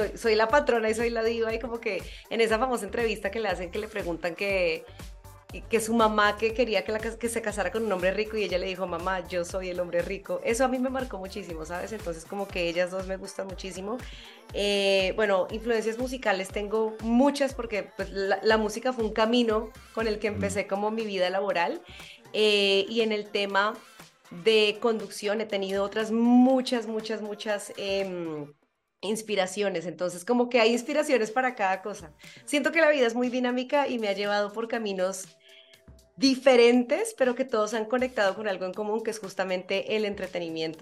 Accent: Colombia; moved away as an adult; now in Mexico City, Mexico; soy colombiana, pero vivo aquí desde hace ya casi cinco años

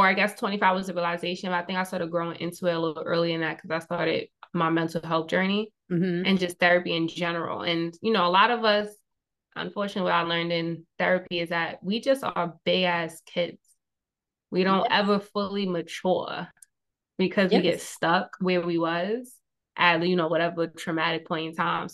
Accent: New York City, New York, United States; the main street of where I grew up in Queens

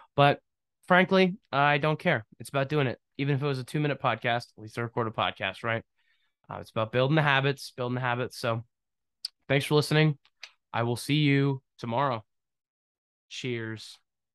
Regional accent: Pennsylvania, United States; also born or lived in New Jersey; Pennsylvania, my home state. technically not my home state. I was born in New Jersey without my consent.

